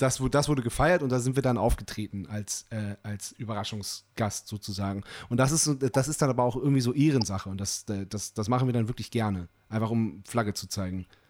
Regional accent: Lüchow-Dannenberg district, Lower Saxony, Germany; wir kommen ja hier aus dem Landkreis Lüchow-Dannenberg

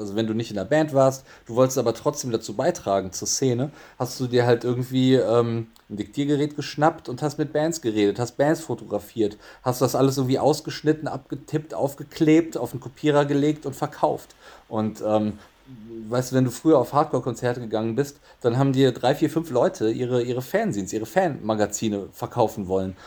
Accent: Bonn, North Rhine-Westphalia, Germany; moved away as an adult; also born or lived in Frankfurt; now in Cologne, Germany; ich komme aus Bonn und Bonn war ja damals Regierungssitz, Hauptstadt

